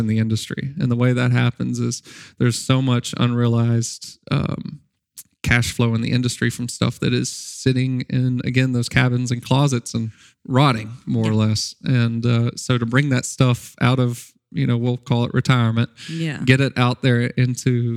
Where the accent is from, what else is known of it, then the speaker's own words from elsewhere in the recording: Nashville, Arkansas, United States; I worked for my town paper growing up in Nashville, Arkansas. I went to Nashville High School